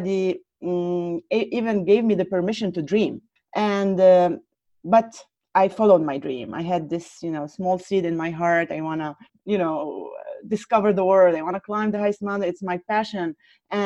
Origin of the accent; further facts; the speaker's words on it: Lebanon; I was born in Lebanon